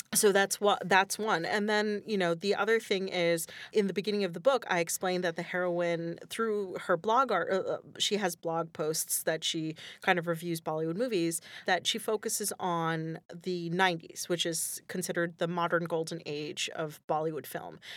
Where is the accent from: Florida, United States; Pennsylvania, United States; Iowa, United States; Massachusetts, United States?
Pennsylvania, United States; Northeast; I grew up in Northeast Pennsylvania